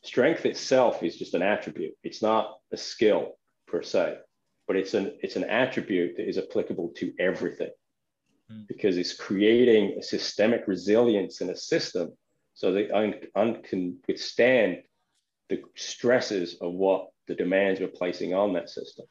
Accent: England, United Kingdom; I'm English.

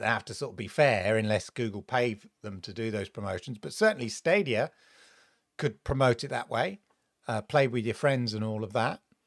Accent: United Kingdom; growing up in Britain

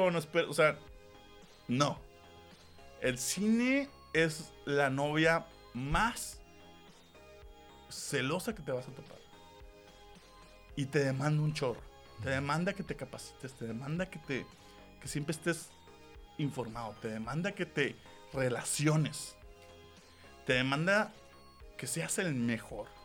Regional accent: northern Mexico, Mexico; para mí ese es el valor más importante ahorita que hay que cuestionar como, como norteño y mexicano.

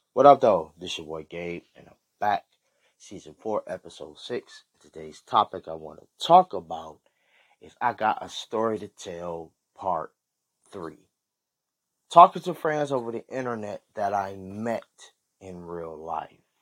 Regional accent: Michigan, United States; I was from, you know, from Michigan.

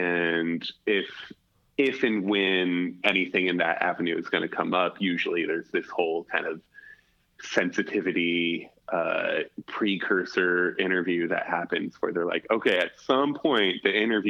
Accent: Alaska, United States; growing up in Alaska, you do crazy shit all the time

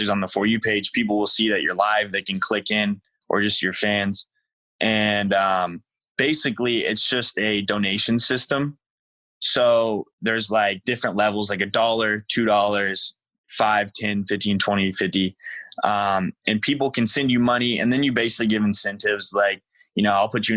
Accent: United States; moved away; I grew up right on the border of Indiana and Illinois, pretty much central, but considered south

